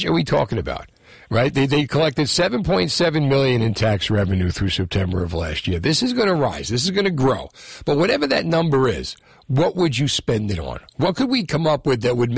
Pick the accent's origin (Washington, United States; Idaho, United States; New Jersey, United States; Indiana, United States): New Jersey, United States; Hudson County; I grew up in Hudson County, and I was one of the generations that moved.